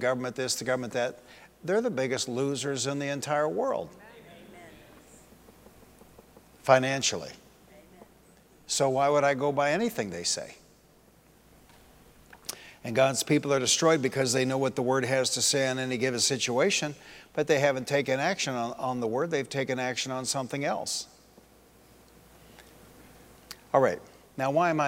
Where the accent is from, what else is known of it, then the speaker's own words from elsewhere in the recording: Detroit, Michigan, United States; The church I grew up in Detroit, Bethesda Missionary Temple